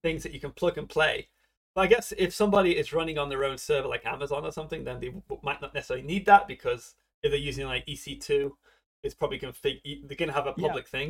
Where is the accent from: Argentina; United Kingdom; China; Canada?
United Kingdom; England; now in Japan